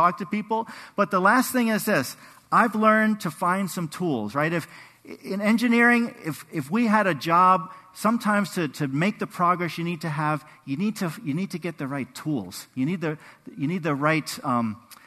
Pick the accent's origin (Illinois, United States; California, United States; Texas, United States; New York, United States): New York, United States; We grew up in New York